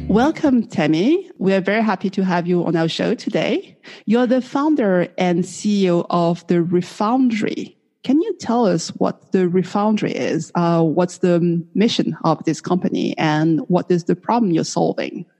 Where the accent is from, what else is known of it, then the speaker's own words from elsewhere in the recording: United States; accent: American; now in Canberra, Australia; my American accent